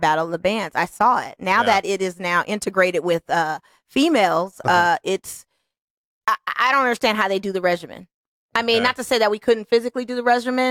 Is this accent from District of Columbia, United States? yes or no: no; Las Vegas, Nevada, United States; I'm born and raised in Las Vegas